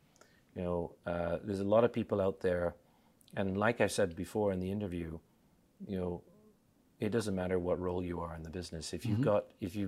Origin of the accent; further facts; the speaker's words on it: Australia; also born or lived in Vancouver, Canada; I was raised in Australia. Then they went on a holiday to Canada, like many people, fell in love with Canada and chose Vancouver.